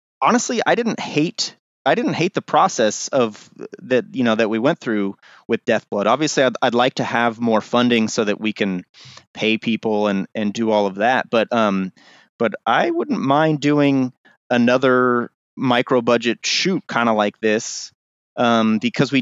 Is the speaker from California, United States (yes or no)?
yes; Pleasanton, California, United States; also born or lived in Los Angeles; I was raised up here in Pleasanton